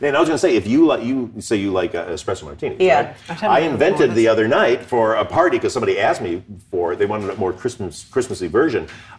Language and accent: English; Michigan, United States; I'm from Michigan, and Michigan we're famous for our cherries.